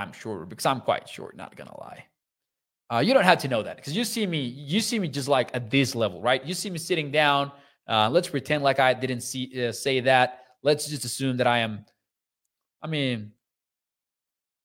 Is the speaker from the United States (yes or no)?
no; Mexico; moved away; I'm from Mexico